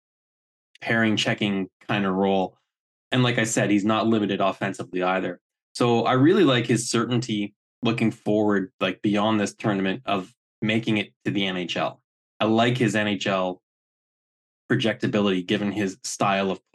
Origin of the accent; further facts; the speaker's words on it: Canada; I'm Canadian.